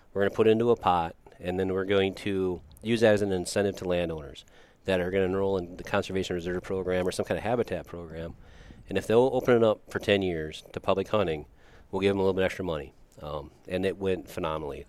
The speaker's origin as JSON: {"language": "English", "town": "Watertown", "region": "South Dakota", "country": "United States", "tie": "born or raised there", "said": "growing up in Watertown"}